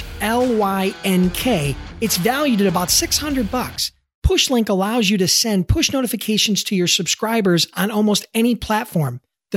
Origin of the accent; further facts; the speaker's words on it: Buffalo, New York, United States; my hometown, Buffalo, New York.